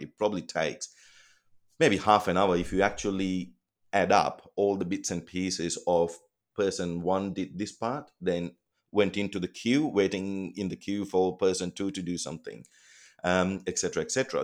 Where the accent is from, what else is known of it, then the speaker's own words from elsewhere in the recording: Colombo, Western Province, Sri Lanka; moved away as an adult; now in Australia; I was born in Colombo, Sri Lanka